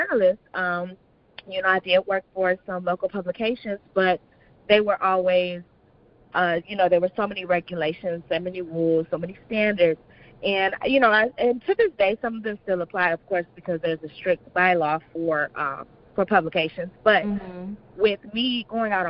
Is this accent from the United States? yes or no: yes; Inkster, Michigan, United States; also born or lived in Detroit, Michigan; I'm originally from Detroit. Well, actually, I'm from Inkster, and I moved to Detroit